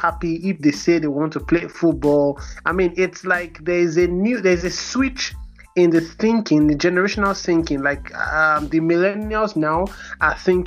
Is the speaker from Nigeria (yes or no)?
yes; Nigeria; our personality as Nigerians